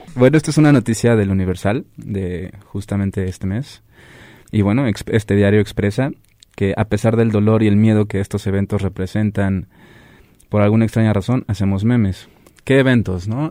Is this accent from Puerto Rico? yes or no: no; Mexico